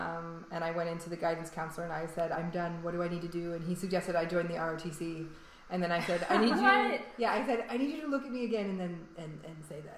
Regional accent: Utah, United States; It was in Utah. My parents moved to Utah when I was 11, and I went to high school there, but I graduated early.

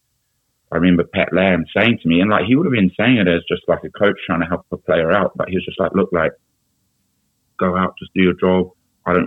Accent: Auckland, New Zealand; moved away as an adult; also born or lived in Glasgow / London; growing up in Auckland

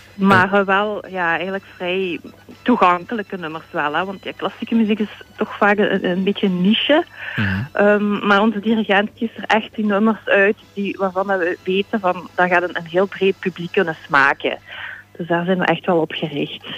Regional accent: Sint-Pieters-Voeren, Flanders, Belgium; moved away as an adult; now in Hasselt, Belgium; ik ben, eh, opgegroeid in Sint-Pieterswoerden.

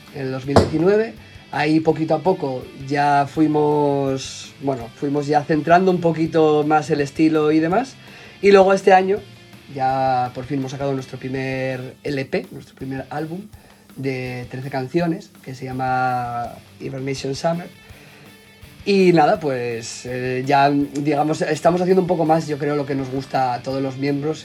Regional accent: Gijón, Asturias, Spain; somos un grupo de Gijón, de Asturias, de la zona norte de España

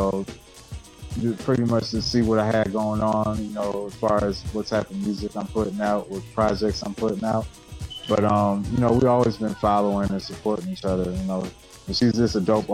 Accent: Chapel Hill, North Carolina, United States; moved away as an adult; now in Rochester, United States; I grew up in Chapel Hill, North Carolina.

